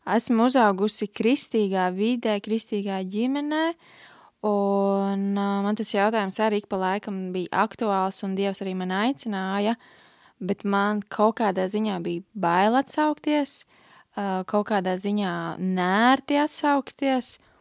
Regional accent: Liepāja, Kurzeme, Latvia; es nāku no Liepājas, esmu uzaugusi piecbērnu ģimenē

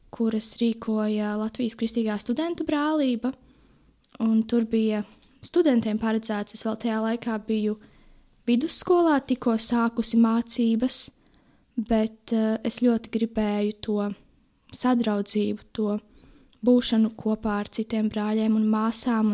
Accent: Jelgava Municipality, Latvia; also born or lived in Ozolnieki; Esmu no Jēlgavas novada, dzīvoju tepat netālu Ozolniekos

